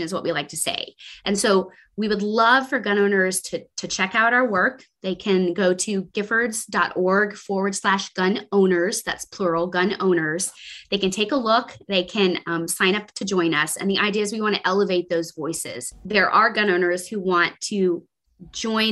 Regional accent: Texas, United States; my home state of Texas

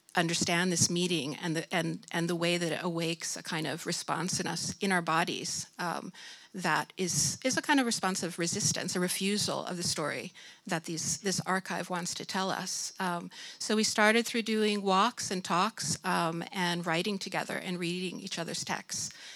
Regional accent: United States; moved away as an adult; now in Sweden; I'm originally from the United States and came here in 1994

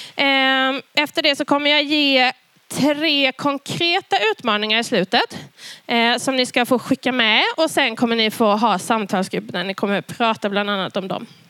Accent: Karlskrona, Blekinge, Sweden; jag växte upp i Karlskrona i Pingstkyrkan

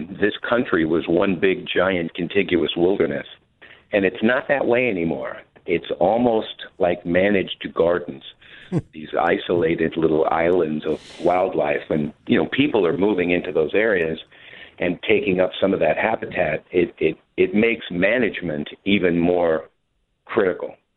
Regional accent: San Diego, California, United States; I grew up in San Diego, California

